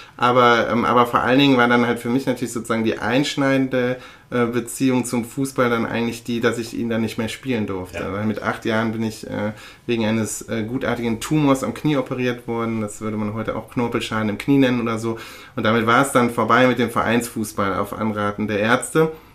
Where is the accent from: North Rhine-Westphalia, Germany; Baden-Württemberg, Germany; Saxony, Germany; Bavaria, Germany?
North Rhine-Westphalia, Germany; Aachen; moved away; in meiner Geburtsstadt bin, nämlich in Aachen.